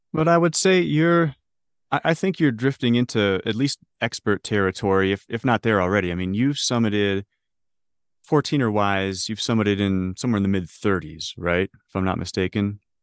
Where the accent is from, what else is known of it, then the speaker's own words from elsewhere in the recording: Detroit, Michigan, United States; moved away as an adult; also born or lived in Ohio / Illinois; now in Denver, United States; born and raised in Detroit, Michigan